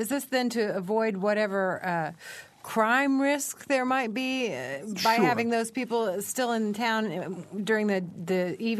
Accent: Kokomo, Indiana, United States; I grew up in Kokomo

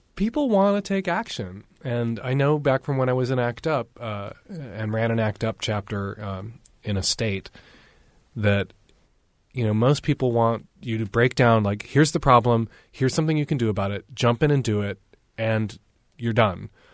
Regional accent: Chicago, Illinois, United States; I grew up in Chicago in the seventies

